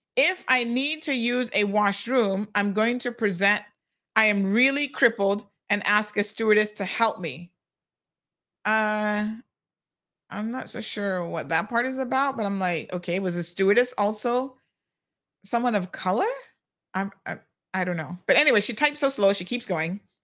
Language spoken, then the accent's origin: English; United States; accent: American; now in Cayman Islands; I grew up in the States.